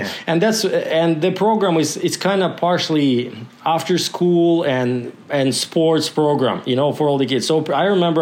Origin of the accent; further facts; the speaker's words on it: Kozhva, Komi Republic, Russia; English is a second language; moved away as an adult; now in Alberta, Canada; I was born in a little village called Kozhva. So it's Kozhva.